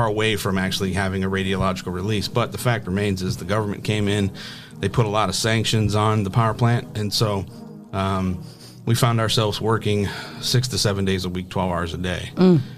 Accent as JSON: {"language": "English", "town": "Toledo", "region": "Ohio", "country": "United States", "tie": "born or raised there", "said": "I'm born and raised in Toledo, LaGrange"}